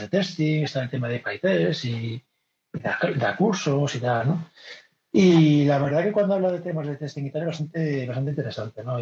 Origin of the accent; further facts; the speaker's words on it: Vigo, Galicia, Spain; now in Madrid, Spain; Yo soy, yo soy de Vigo, pero llevo viviendo en Madrid 20 años